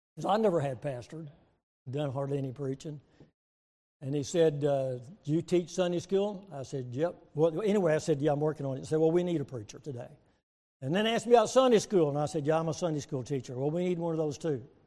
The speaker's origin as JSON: {"language": "English", "town": "Waco", "region": "Texas", "country": "United States", "tie": "born or raised there", "also_born_or_lived": "Springfield, Missouri", "moved": "as an adult", "lives_now": "Oklahoma, United States", "said": "we're from Oklahoma at least for the last um, 50 years, but I was born and raised in Texas"}